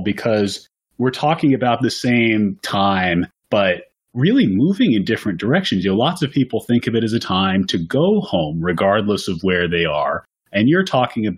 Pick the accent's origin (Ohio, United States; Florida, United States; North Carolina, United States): Florida, United States; Miami; I grew up in Miami, but I was not raised with really a Christmas tradition